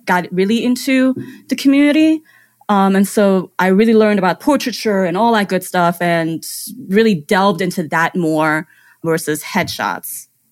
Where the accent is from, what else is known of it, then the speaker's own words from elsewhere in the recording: Germany; English is a second language; now in United States; I grew up in Germany. I was born and raised there